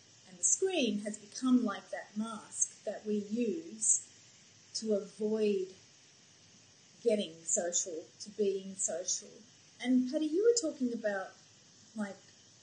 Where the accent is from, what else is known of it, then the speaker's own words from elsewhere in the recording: Australia; moved away as an adult; also born or lived in United States; I'm from Australia, but when I lived in America